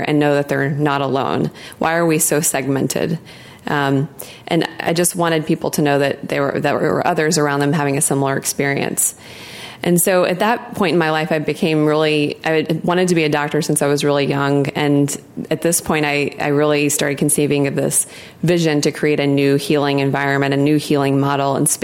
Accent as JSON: {"language": "English", "town": "Memphis", "region": "Tennessee", "country": "United States", "tie": "born or raised there", "moved": "yes", "said": "I grew up in Memphis, Tennessee"}